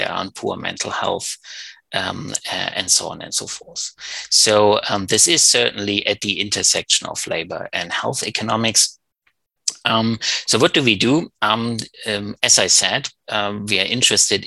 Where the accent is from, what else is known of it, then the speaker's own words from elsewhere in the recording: Germany; moved away; also born or lived in Berlin; Originally I come from Germany, and I studied economics in Berlin